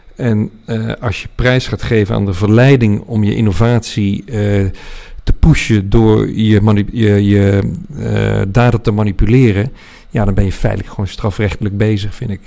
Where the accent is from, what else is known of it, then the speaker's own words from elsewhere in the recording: 's-Hertogenbosch, North Brabant, Netherlands; moved away as an adult; also born or lived in The Hague / Nijmegen / Delft / Utrecht; toen beland in Den Bosch, waar hij zich vestigde als gynaecoloog. Daar heb ik van mijn zes tot mijn achttiende gewoond